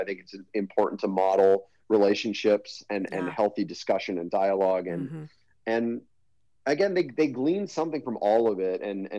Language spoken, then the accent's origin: English; Hastings, United States; So I grew up in Hastings, and grew up in Hastings.